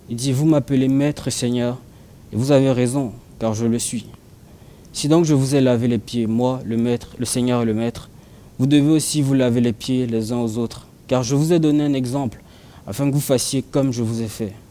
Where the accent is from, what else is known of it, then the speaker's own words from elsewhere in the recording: Cameroon; j'ai grandi au Cameroun et, j'ai grandi dans, un quartier qui n'était pas bitumé